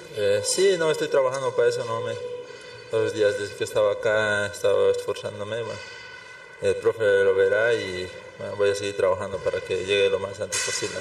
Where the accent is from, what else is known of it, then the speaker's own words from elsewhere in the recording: El Alto, La Paz, Bolivia; soy de acá del Alto, tengo 26 años